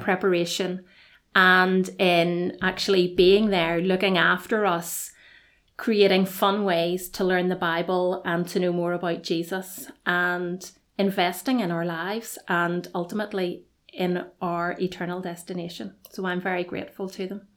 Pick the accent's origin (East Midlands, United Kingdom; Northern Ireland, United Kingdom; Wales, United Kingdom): Northern Ireland, United Kingdom; Belfast; moved away as an adult; now in Dungannon, United Kingdom; I am originally from Belfast.